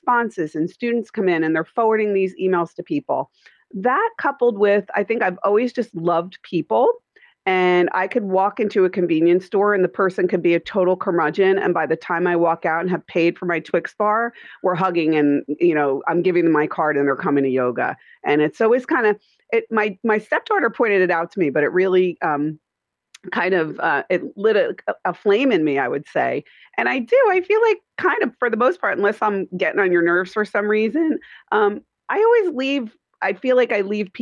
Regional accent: Middletown, New Jersey, United States; moved away as an adult; now in Mooresville, United States; We're from Dirty Jersey, New Joys

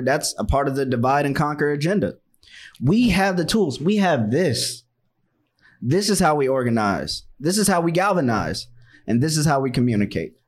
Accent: Washington, District of Columbia, United States; moved away; I'm from Chocolate City, I'm from Washington, D C

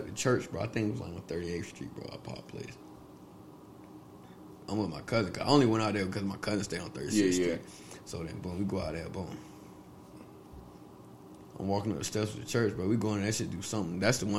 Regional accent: Virginia, United States; I'm from Virginia, bro. Born and raised here, bro.

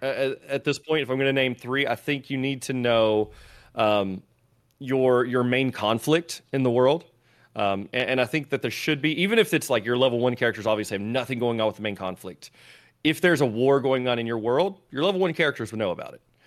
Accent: Tennessee, United States; I'm from Tennessee

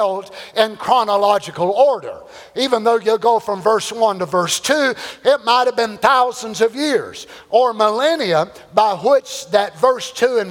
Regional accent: Kentucky, United States; I'm from Kentucky

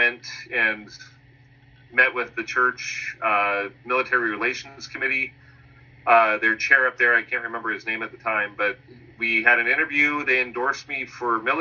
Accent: Concord, California, United States; Mount Diablo Medical Center in Concord, which was my hometown

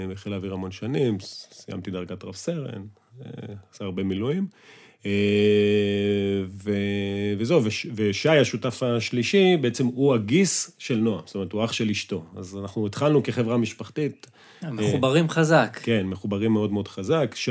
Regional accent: Northern District, Israel; שאנחנו חברי ילדות מגיל אה, שלוש, מרמת הגולן. אשכרה. היינו בגן ביחד, כן, וגדלנו ביחד

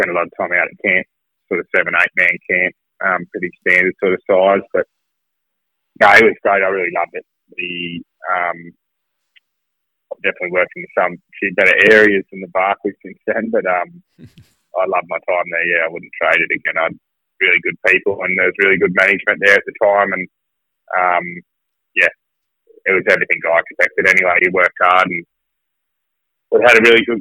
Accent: Dubbo, New South Wales, Australia; now in Broome, Australia; I grew up in Dubbo

